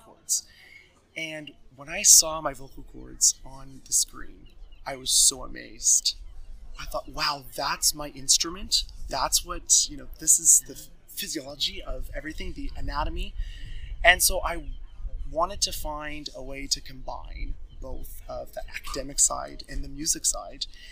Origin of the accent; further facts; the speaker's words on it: Bridgewater, Nova Scotia, Canada; moved away as an adult; now in Toronto, Canada; I was born and raised in Bridgewater, Nova Scotia, and my childhood was spent exploring and doing everything South Shore related